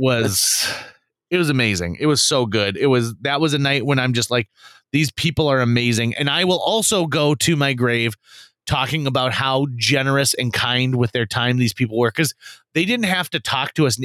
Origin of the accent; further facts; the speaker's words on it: Fargo, North Dakota, United States; we're from Fargo, North Dakota.